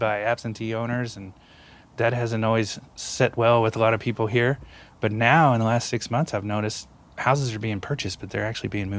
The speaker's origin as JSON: {"language": "English", "town": "Louisville", "region": "Kentucky", "country": "United States", "tie": "born or raised there", "also_born_or_lived": "Indiana", "moved": "as an adult", "lives_now": "California, United States", "said": "I was born and raised in Louisville, Kentucky."}